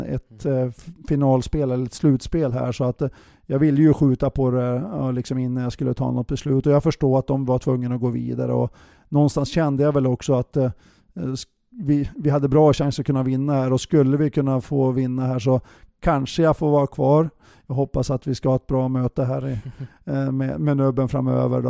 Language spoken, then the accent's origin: Swedish; Bjästa, Västernorrland County, Sweden; moved away; jag är från Övik eller från Bjästa